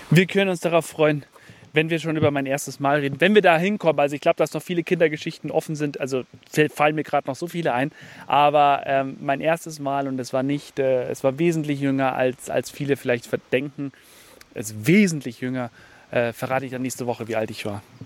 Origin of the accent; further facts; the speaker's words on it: Bayerisch Gmain, Bavaria, Germany; moved away; Ich bin ja in Bayerisch Main groß geworden. Bayerisch Main ist so ein kleines Dorf nebendran